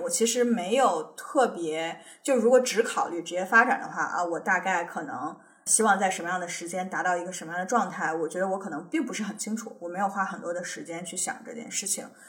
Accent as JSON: {"language": "Chinese", "country": "China", "moved": "yes", "lives_now": "United States", "said": "我们作为中国人搞签证那么痛苦"}